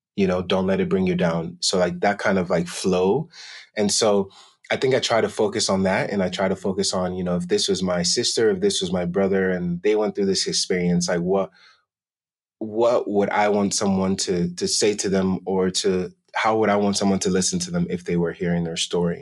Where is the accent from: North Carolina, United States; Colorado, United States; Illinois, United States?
Colorado, United States; Denver; also born or lived in Accra, Ghana; I was originally born and raised in Accra, Ghana, and grew up in Denver, Colorado, and have been living here ever since.